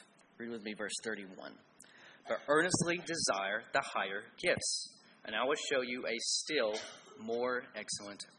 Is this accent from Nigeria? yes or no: no; Cleveland, Tennessee, United States; I was raised in Cleveland, Tennessee